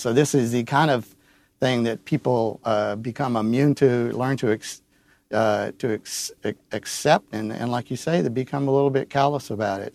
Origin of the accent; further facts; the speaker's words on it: Uvalde, Texas, United States; I was born in Uvalde. I've lived there. Uh, my great-grandfather settled in Uvalde in eighteen seventies, and I grew up at my grandparents' ranch, which I still own in northern Uvalde